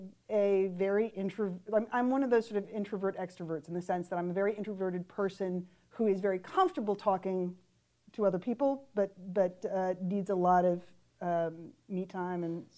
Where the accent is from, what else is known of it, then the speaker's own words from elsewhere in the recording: St. Paul, Minnesota, United States; also born or lived in Grand Forks, North Dakota; moved back to St. Paul, actually. Minnesota